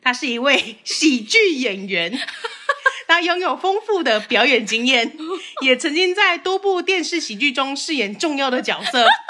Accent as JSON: {"language": "Chinese", "country": "Taiwan", "accent": "Taiwanese Mandarin", "said": "但是我还是有一些台湾国语"}